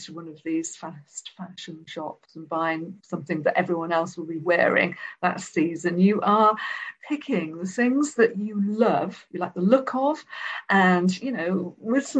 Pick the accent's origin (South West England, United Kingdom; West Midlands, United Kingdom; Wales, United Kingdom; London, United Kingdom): Wales, United Kingdom; Even when I was growing up in Wales